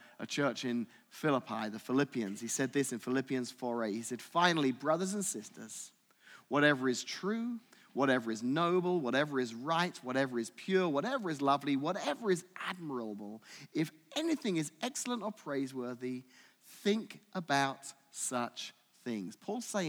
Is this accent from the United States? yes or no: no; United Kingdom; moved away; I'm British